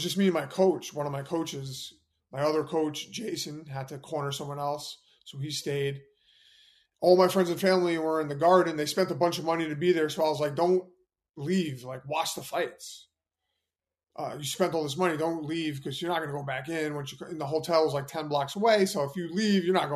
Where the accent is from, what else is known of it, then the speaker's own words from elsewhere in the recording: New York City, New York, United States; I was born in Manhattan